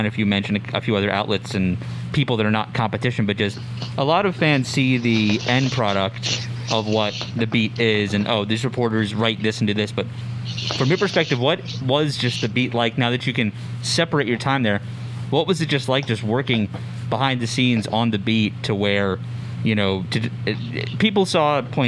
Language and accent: English; Washington, District of Columbia, United States; moved away; my hometown of Washington, D.C.